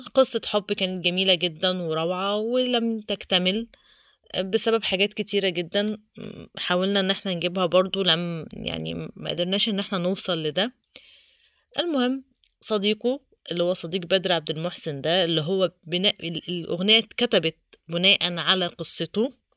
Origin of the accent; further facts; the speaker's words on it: Egypt; احنا كمصريين